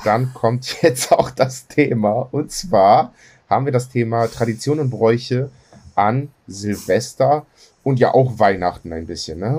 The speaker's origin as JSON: {"language": "German", "country": "Greece", "said": "bei uns in Griechenland"}